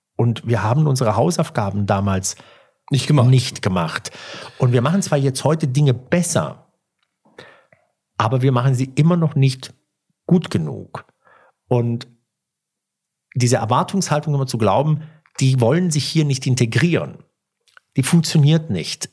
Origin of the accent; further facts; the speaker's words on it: Germany; also born or lived in Italy (ancestry); ich bin Deutscher